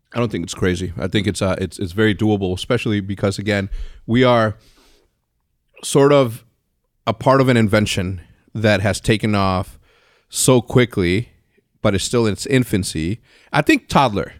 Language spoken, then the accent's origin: English; Texas, United States; I was born in Texas